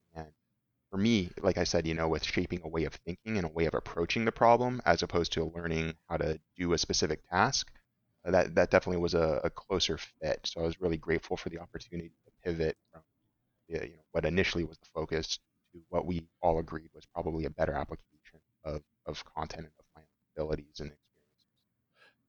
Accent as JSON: {"language": "English", "area": "Orange County", "region": "California", "country": "United States", "said": "I'm from Orange County, so U C I is right here in my own home, you know, backyard"}